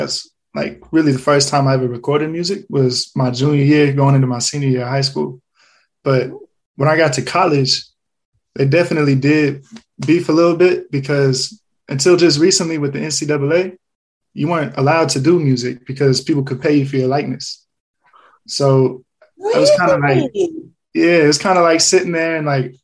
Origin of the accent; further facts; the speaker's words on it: Texas, United States; I'm from Texas